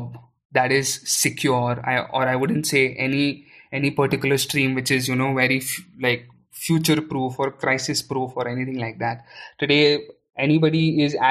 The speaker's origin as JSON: {"language": "English", "town": "Aurangabad", "region": "Maharashtra", "country": "India", "tie": "born or raised there", "said": "I was born and brought up in Aurangabad, which is in Maharashtra"}